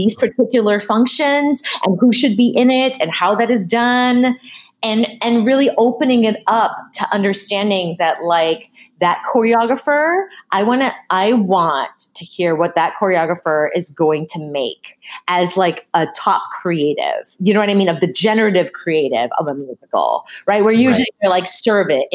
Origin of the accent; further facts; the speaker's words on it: Massachusetts, United States; I grew up in Massachusetts